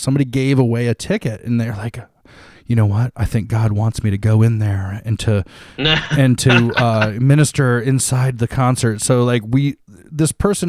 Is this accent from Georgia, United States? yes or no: no; Toledo, Ohio, United States; moved away as an adult; now in Columbus, United States; in 2004, I moved from my hometown of Toledo to Columbus.